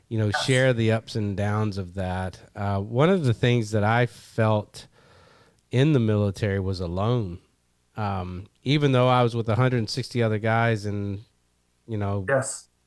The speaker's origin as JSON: {"language": "English", "town": "Murray", "region": "Kentucky", "country": "United States", "tie": "born or raised there", "said": "I'm from Kentucky. I'm from Kentucky. I think I told you that I grew up in Murray, Kentucky."}